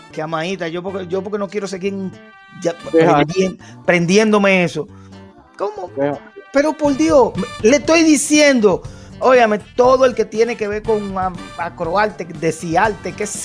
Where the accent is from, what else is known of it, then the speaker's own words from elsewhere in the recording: New York, United States; yo sé que mi madre es nacida y criada en Puerto Rico, tengo un cariño especial por Puerto Rico y soy nacido y criado en Nueva York, pero mi corazón se siente dominicano.